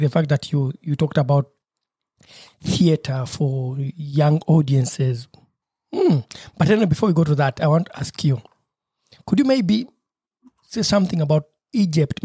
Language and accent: English; Uganda; now in Marburg, Germany; my home country, Uganda